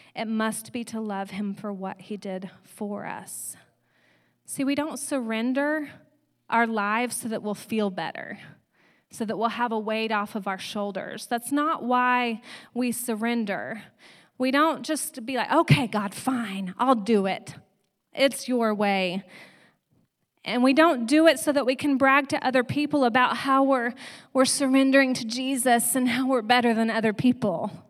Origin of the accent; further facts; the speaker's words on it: Granbury, Texas, United States; I was from Granbury, Texas, a town that no one really knew.